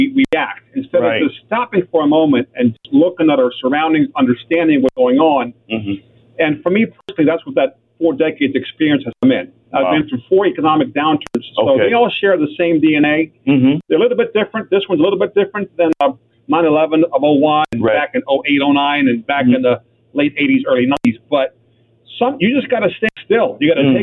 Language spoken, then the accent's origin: English; Greece; now in United States; Born and raised in Greece